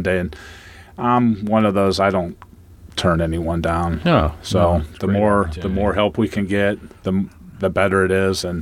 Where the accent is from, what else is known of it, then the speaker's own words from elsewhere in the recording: Mogadore, Ohio, United States; moved away; I come from Mogador